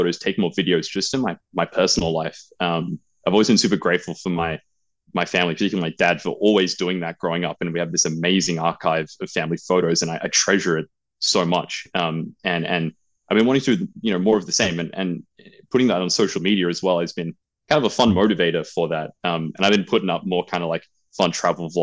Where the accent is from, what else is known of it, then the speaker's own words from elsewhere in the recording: Australia; moved away as an adult; also born or lived in United Kingdom; now in Thailand; I'm from Australia for most of my life, but I do have a background in the UK. So I'd like to think my accent isn't as heavy as other Australians.